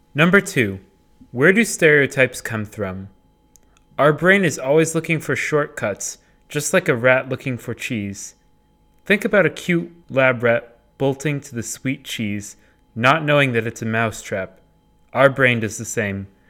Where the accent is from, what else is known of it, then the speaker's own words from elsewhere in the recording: Middleborough, Massachusetts, United States; my hometown, Middleborough, is as bland as a saltine cracker